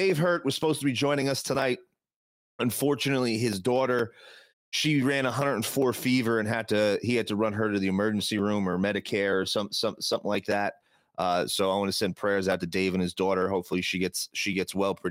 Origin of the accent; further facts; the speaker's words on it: New Jersey, United States; pothead from New Jersey